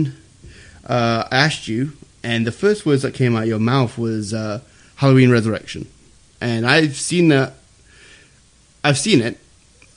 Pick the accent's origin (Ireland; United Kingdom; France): United Kingdom; England; I'm from England